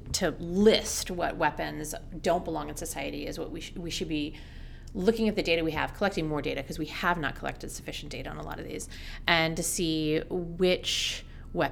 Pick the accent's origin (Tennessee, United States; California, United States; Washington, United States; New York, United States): Washington, United States; Seattle; I grew up in Seattle